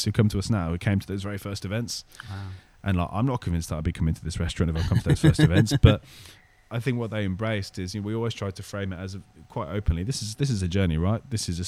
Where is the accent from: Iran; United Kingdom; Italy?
United Kingdom; Birmingham, West Midlands; growing up in Birmingham